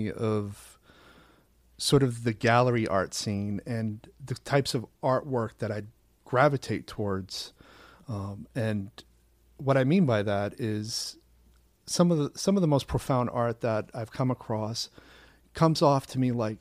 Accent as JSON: {"language": "English", "town": "Portland", "region": "Maine", "country": "United States", "moved": "yes", "lives_now": "New York City, United States", "said": "I'm from Portland, Maine, originally"}